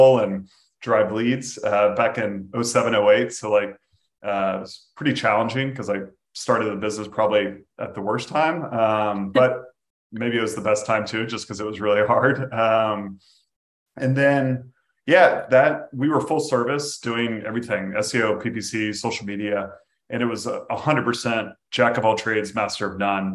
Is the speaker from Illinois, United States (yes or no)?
no; Jacksonville, Florida, United States; unfortunately my hometown NFL team